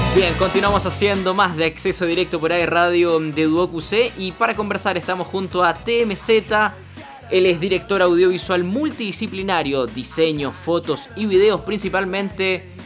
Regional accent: Punta Arenas, Magallanes and Chilean Antarctica, Chile; yo soy de, soy de Punta Arenas

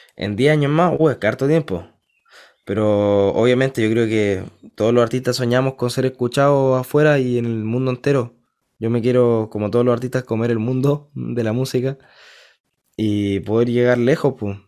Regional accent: Concepción, Biobío, Chile; Yo nací en Conce, en Concepción

